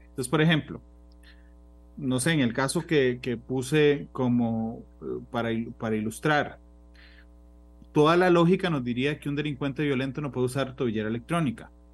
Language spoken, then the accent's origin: Spanish; Costa Rica; como costarricense